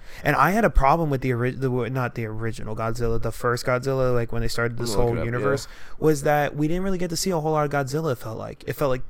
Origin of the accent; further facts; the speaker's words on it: the South, United States; I'm like white, like I'm from the South